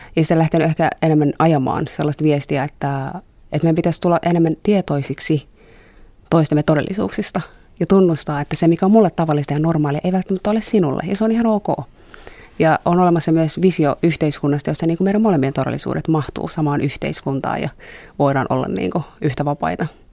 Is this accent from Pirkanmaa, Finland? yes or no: yes; Tampere, Pirkanmaa, Finland; now in Helsinki, Finland; mä oon kasvanut Tampereella